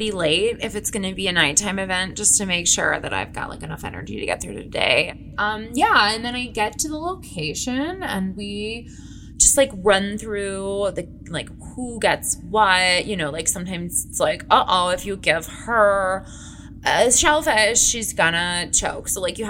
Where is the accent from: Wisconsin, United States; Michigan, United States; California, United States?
California, United States; Anaheim; I'm from Anaheim, California, and I work as a cater waiter.